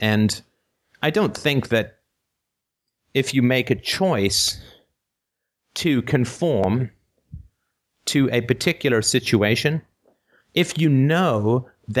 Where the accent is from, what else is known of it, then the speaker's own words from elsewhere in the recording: United Kingdom; I'm British